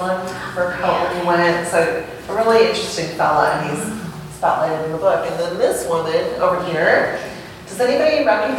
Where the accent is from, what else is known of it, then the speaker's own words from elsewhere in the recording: Wausau, Wisconsin, United States; also born or lived in Merrill, Wisconsin; Merrill, my hometown. I actually grew up in Wausau, but when I was real little, I lived in Merrill